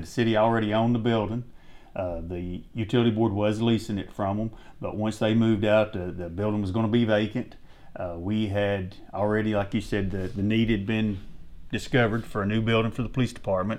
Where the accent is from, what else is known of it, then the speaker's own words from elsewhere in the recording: Sweetwater, United States; I was born and raised here in Sweetwater, played sports at high school here